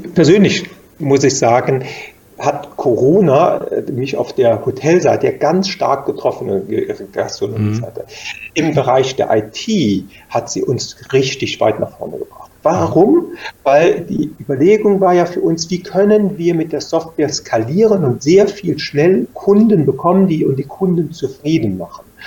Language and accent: German; Germany; in der Eifel früher, wo ich herkomme